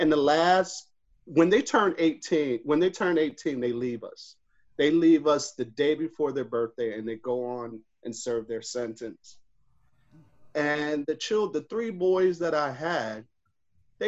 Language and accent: English; Rochester, New York, United States; growing up in Rochester, New York, I'm a Kodak and Xerox baby.